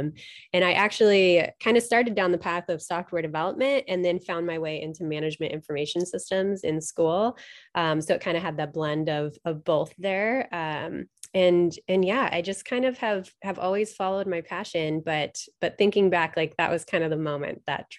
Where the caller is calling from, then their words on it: Kirkland, Washington, United States; I am zooming in from lovely Kirkland, Washington, which is right outside of Seattle.